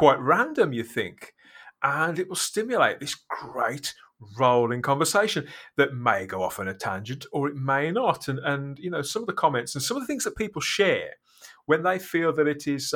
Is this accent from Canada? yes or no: no; United Kingdom; I'm British.